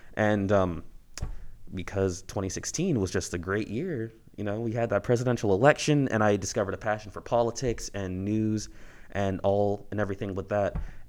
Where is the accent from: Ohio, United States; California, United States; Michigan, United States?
Ohio, United States; born there; also born or lived in Alaska / New Jersey / Colorado / Hawaii; Well, I guess to start off, I was born in Ohio, but I come from a military family, Air Force specifically.